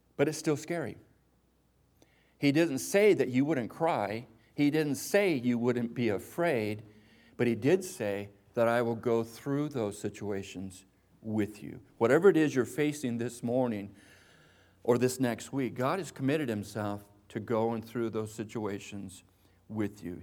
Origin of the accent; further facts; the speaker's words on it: Espanola, New Mexico, United States; I remember growing up in Espanola, New Mexico, the lowrider capital of the world